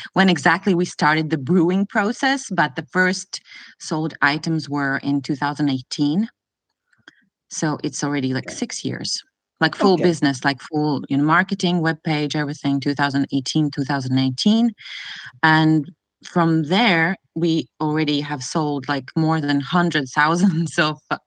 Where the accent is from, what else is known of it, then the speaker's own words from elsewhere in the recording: Latvia; moved away as an adult; now in Kingston, Canada; originally, I was born and raised in Latvia